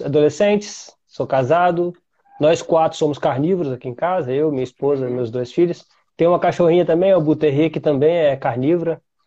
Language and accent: Portuguese; Vitória, Espírito Santo, Brazil; eu sou de Vitória, Espírito Santo